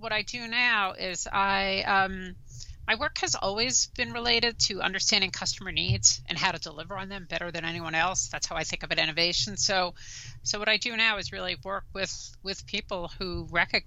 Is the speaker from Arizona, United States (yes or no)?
no; New York City, New York, United States; accent: New York; also born or lived in New Jersey; I'm a native New Yorker. You probably tell from my accent, born and raised in Brooklyn